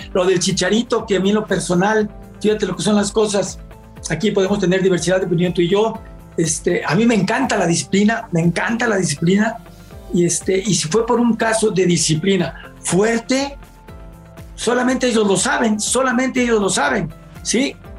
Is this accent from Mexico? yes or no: yes; Mexico; como mexicano